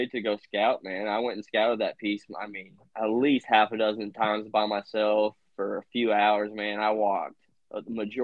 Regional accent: Indiana, United States; my home state

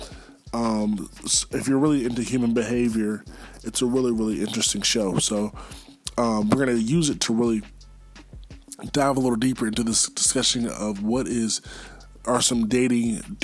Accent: Charlotte, North Carolina, United States; Charlotte, my hometown.

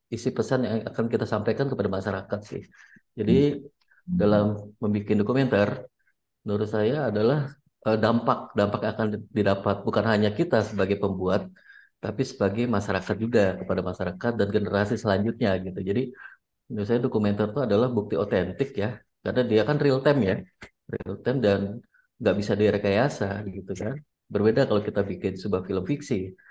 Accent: Kotawaringin Barat, Central Kalimantan, Indonesia; Karena saya lihat di daerah saya, di daerah saya di Kabupaten Kota Waringin

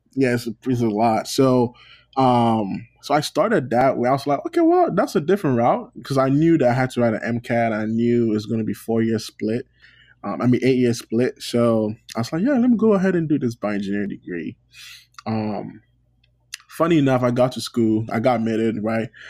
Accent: Ghana; moved away as an adult; now in United States; I'm Ghanaian

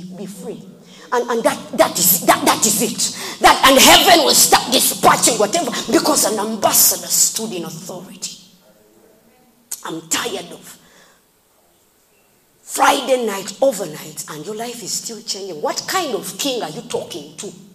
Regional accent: Kapchorwa, Uganda; I'm from Kapchora and I say Takwenyo

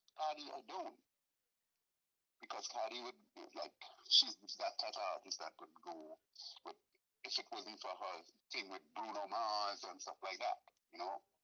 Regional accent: Trinidad & Tobago; moved away; I am from Trinidad and Tobago. I wasn't born in the United States

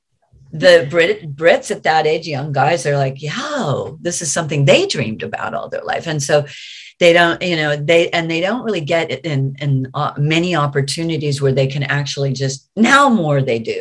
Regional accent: United States; I'm American

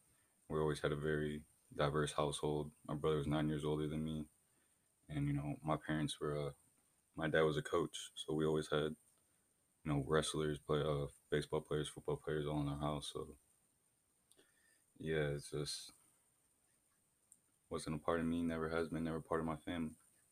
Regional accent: Flint, Michigan, United States; also born or lived in Grand Blanc, Michigan; I think being white, I'm originally from Flint, Michigan. And, you know, I went to a very diverse school there.

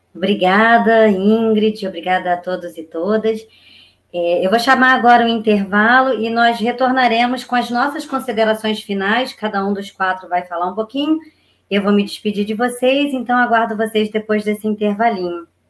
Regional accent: Duque de Caxias, Rio de Janeiro, Brazil; Eu nasci em Gramacho, em Duque de Caxias, e me criei em Gramacho no, na fase mais importante de um ser humano, né? Do momento em que eu nasci até os 13 anos.

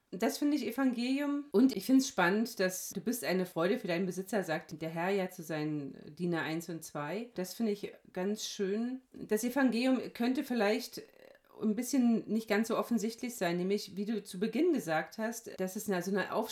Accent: Hesse, Germany; Gemeindepfarrerin in Hessen-Nassau. Ich komme aus Hessen.

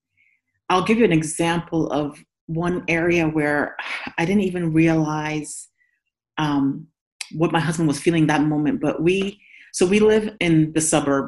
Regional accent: Nigeria; now in United States; In Nigeria, I'm from Nigeria, I'm not a minority

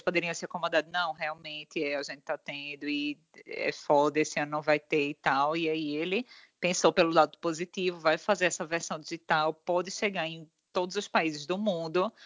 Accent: Northeast Region, Brazil; ele como nós, é nordestino

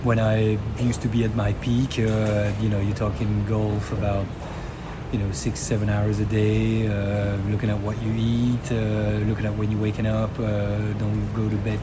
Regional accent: Brussels, Brussels-Capital Region, Belgium; born or raised there

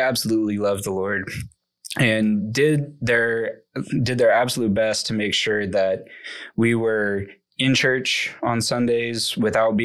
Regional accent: Arlington, Texas, United States; moved away as an adult; now in Zambia; I was born and raised here in Arlington, Texas

